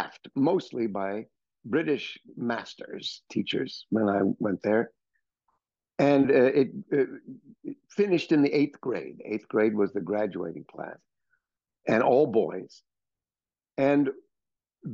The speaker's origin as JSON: {"language": "English", "region": "New York", "country": "United States", "tie": "born or raised there", "also_born_or_lived": "Los Angeles", "said": "living in New York in the 1950s and 60s, which is when I was growing up here"}